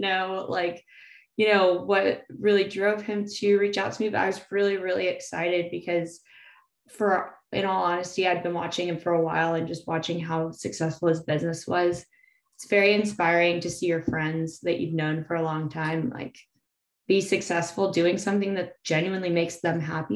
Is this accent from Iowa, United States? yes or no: no; Salinas, California, United States; now in San Diego, United States; … and I grew up together in Salinas, so hometown buddies